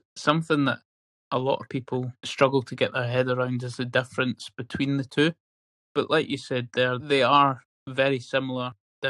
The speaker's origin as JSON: {"language": "English", "town": "Edinburgh", "region": "Scotland", "country": "United Kingdom", "said": "I'm from Edinburgh myself"}